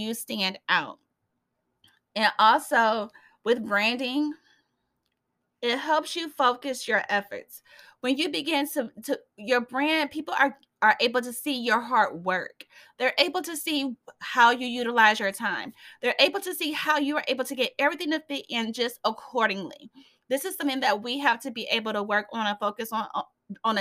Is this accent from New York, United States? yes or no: no; Fort Wayne, Indiana, United States; my hometown here in Fort Wayne